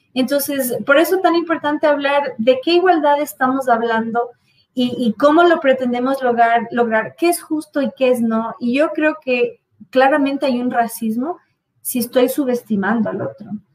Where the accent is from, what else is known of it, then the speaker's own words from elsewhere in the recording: United States; Ya lo era en mi niñez en Estados Unidos